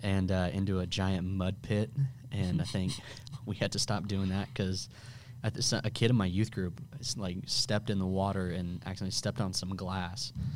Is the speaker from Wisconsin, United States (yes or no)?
no; Bloomington, Illinois, United States; moved away as an adult; also born or lived in Florissant, Missouri; now in St. Louis, United States; I was born in Bloomington